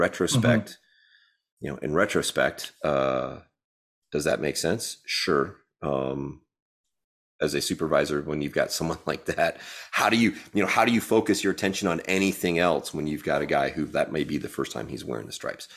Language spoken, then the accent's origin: English; Syracuse, New York, United States; also born or lived in Maryland; I grew up in, uh, Syracuse, New York